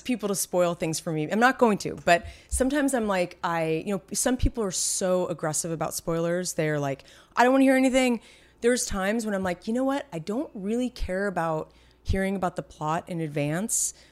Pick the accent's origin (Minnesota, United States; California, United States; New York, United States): California, United States; San Francisco; now in Los Angeles, United States; we're from the Bay Area, from San Francisco